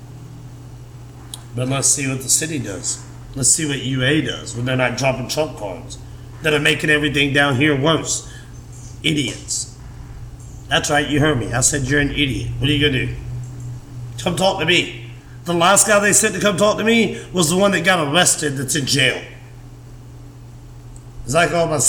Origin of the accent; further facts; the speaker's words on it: Meridian, Mississippi, United States; now in Tuscaloosa, United States; I grew up in Meridian, Mississippi.